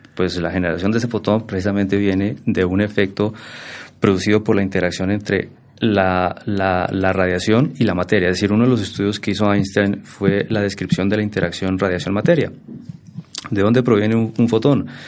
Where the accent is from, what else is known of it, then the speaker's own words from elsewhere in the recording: Boyacá, Colombia; moved away as an adult; also born or lived in Bogotá; yo soy boyacense de pura raza, como dice la canción. nací por allá ya hace algunos, algunos octubres atrás. Mm, egresado del Colegio Nacional de Sugamuxi, un colegio referente en Boyacá